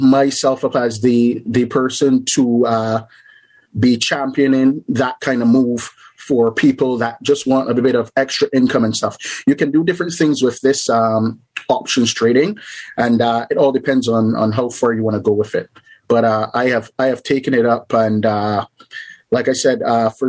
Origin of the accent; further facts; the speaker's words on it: Barbados; moved away as an adult; now in Canada; I'm originally from a little island in the Caribbean called Barbados. Basically, I grew up there, and then I moved to Canada